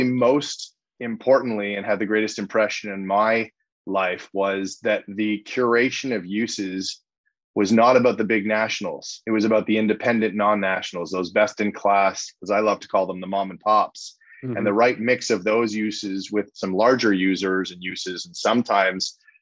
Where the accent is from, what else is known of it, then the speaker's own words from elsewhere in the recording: Montreal, Quebec, Canada; moved away as an adult; now in Toronto, Canada; I grew up in Montreal